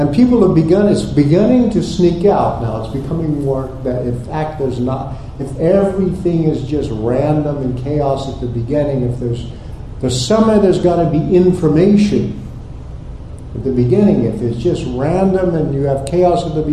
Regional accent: Texas, United States; also born or lived in Oklahoma; I grew up in Texas and Oklahoma

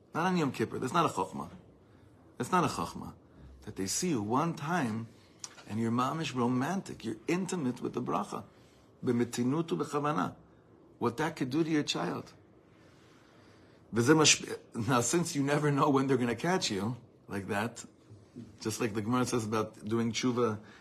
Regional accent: Los Angeles, California, United States; also born or lived in East Coast, United States; growing up in Los Angeles, before that in the East Coast.

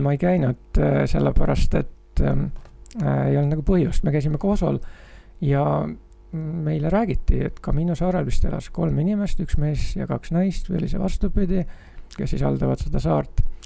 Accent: Estonia; ma olen tulnud jahedast Eestist

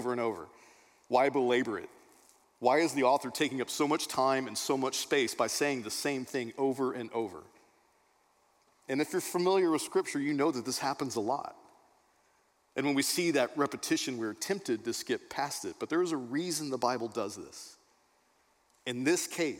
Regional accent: Texas, United States; I grew up in Texas, Beth did not. Growing up in Texas in Sunday school

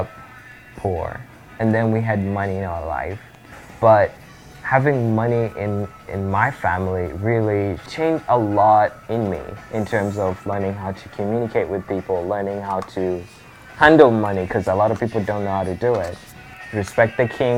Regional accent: Republic of the Congo; English is a second language; moved away as an adult; now in Chicago, United States; I come from Republic of Congo

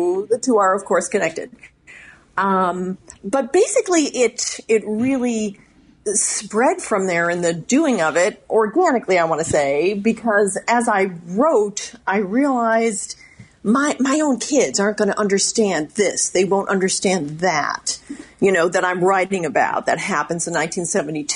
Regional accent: Dolton, Illinois, United States; I actually grew up right over the border in Dalton

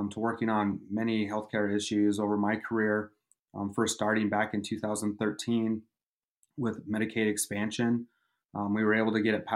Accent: Ronan, Montana, United States; now in Missoula, United States; I grew up in Ronan on the Flathead Reservation

